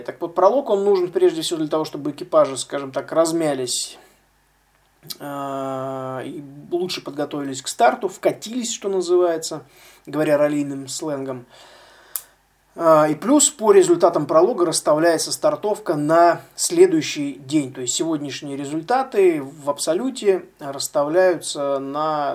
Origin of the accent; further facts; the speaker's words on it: Russia; из России, соответственно, я один из России